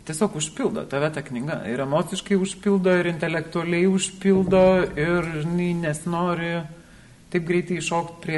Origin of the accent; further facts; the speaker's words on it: Lithuania; aš gimiau Lietuvoje, gimiau inteligentiškoje šeimoje, na, mane tėvai galėjo išleisti mokslus.